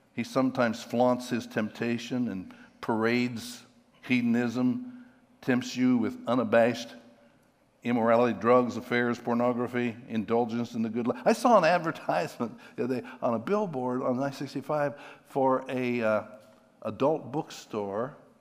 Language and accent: English; Pennsylvania, United States; I'm from Pennsylvania